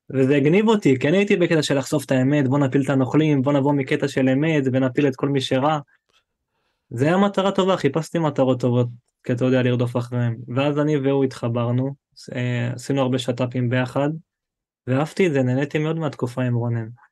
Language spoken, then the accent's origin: Hebrew; Eilat, Southern District, Israel; moved away as an adult; also born or lived in Ofakim; אני מאילת, כאילו, אני בן עשרים ושמונה